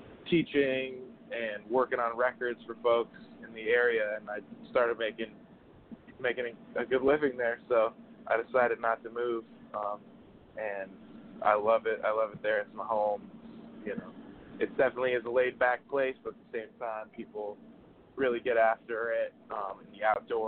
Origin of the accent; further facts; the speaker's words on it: Southwest Florida, United States; moved away; also born or lived in Boston; I grew up in Southwest Florida, but I went to school in Boston.